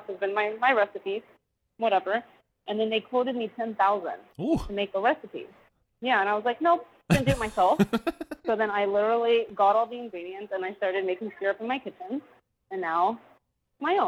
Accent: Austin, Texas, United States; born and raised in Austin, Texas

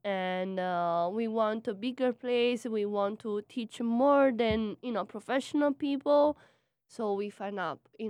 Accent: Latina, Lazio, Italy; English is a second language; now in New York, United States; I come from 1 hour north from Naples and 1 hour south of Rome

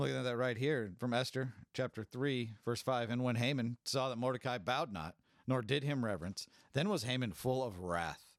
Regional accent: California, United States; I'm from California. I grew up in a Hispanic community

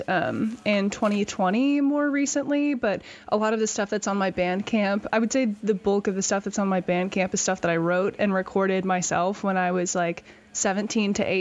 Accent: North Carolina, United States; now in Lawrence, United States; I grew up in North Carolina

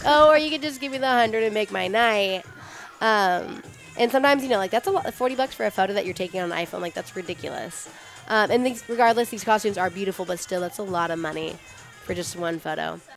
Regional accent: Las Vegas, Nevada, United States; growing up in Vegas

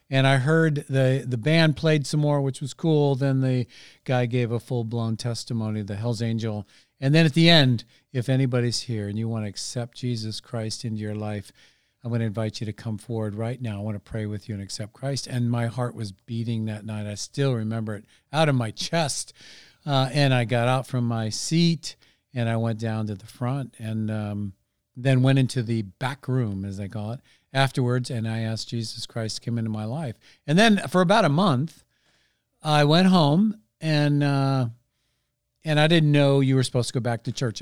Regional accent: Redwood City, California, United States; moved away as an adult; also born or lived in Dallas, Texas; now in Santa Rosa, United States; I grew up in Redwood City, which is about twenty-five minutes, twenty minutes or so south

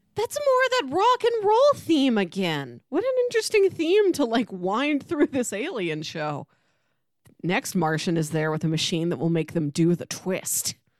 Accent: Missouri, United States; we're from Missouri

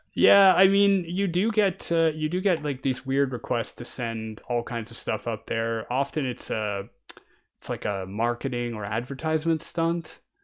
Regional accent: Canada; now in France; I'm a Canadian and I'm living in France

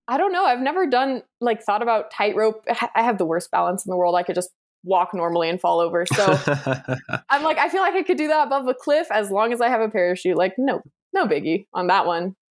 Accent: United States; I'm American.

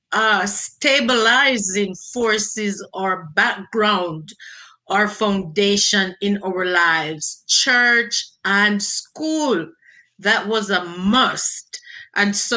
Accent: Jamaica; moved away as an adult; now in United States; I was born and raised in Jamaica, had my basic education in Jamaica

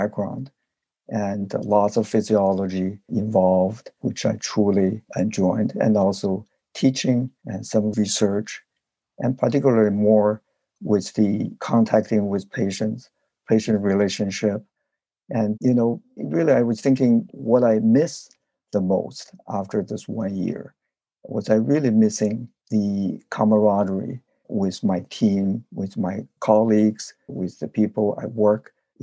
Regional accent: China; moved away as an adult; now in United States; where I grew up in China

